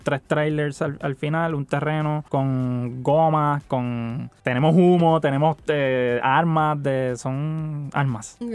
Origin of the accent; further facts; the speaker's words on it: Puerto Rico; de dónde nosotros venimos